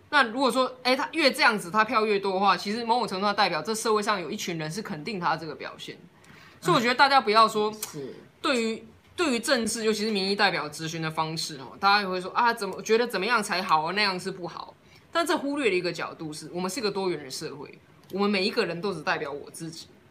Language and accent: Chinese; Taiwan; 我们台湾人